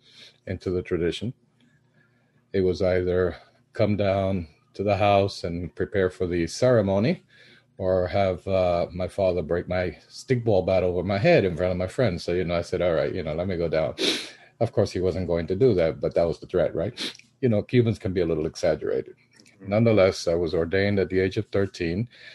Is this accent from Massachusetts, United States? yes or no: no; New York, United States; also born or lived in Cuba; I was born in Cuba. Migrated to the U.S., New York in particular, when I was 7 years old. Grew up in Brooklyn, of all places, and was ordained in Brooklyn. I was initiated into Shango at the age of 13 in Brooklyn.